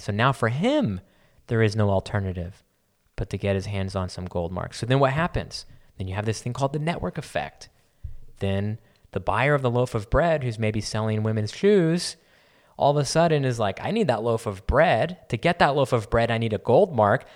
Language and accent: English; San Antonio, Texas, United States; I grew up in San Antonio